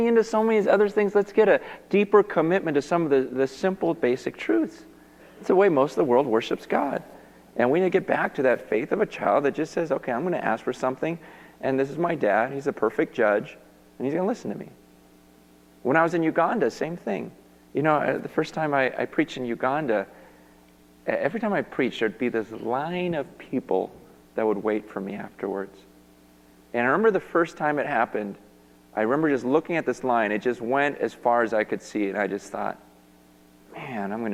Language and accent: English; United States; I'm from America